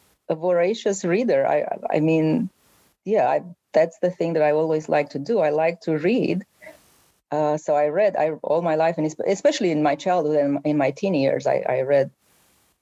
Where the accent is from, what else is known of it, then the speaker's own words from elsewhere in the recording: Romania; English is a second language; moved away as an adult; now in United States; when I grew up in Romania